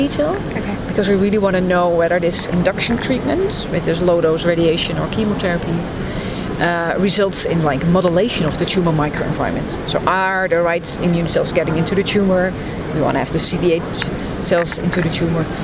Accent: Amsterdam, North Holland, Netherlands; I'm from Amsterdam, the Netherlands

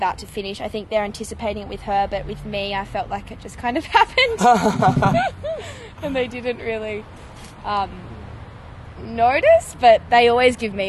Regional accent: Bathurst, New South Wales, Australia; also born or lived in Coffs Harbour / Sydney; I was born in Coffs Harbour on the north coast, and then spent a bit of time in Sydney before moving out to Bathurst.

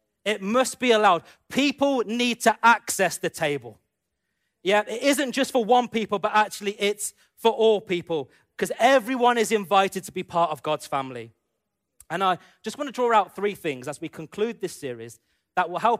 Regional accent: United Kingdom; growing up in the UK as an Indian man, and, you know, being brought up as an Indian man who lives in the UK

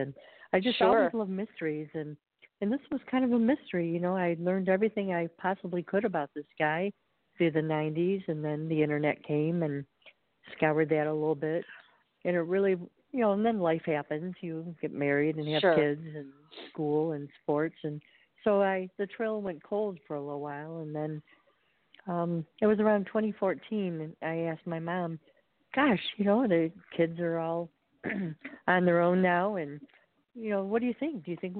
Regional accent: Birmingham, Michigan, United States; now in Lake Forest, United States; I grew up in the Detroit area in Birmingham, Michigan

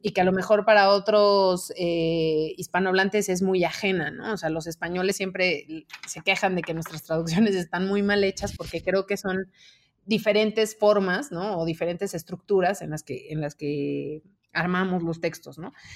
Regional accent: Mexico; yo como mexicana

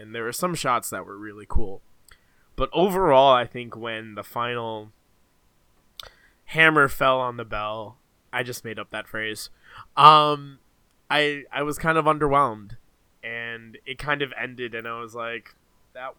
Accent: Canada; I am Canadian

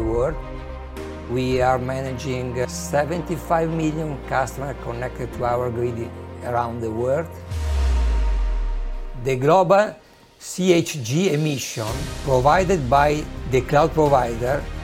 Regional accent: Modena, Emilia-Romagna, Italy; I'm from Italy, precisely from Modena.

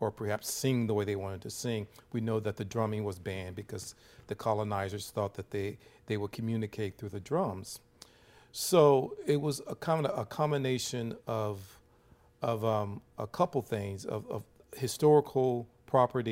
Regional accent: Bossier City, Louisiana, United States; moved away; I grew up in the South in Louisiana, Bossier City, near Shreveport

